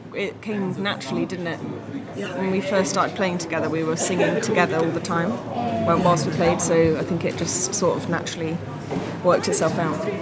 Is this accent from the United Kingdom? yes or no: yes; Bristol, South West England, United Kingdom; moved away as an adult; also born or lived in London; now in Bristol, United Kingdom; I'm from Bristol originally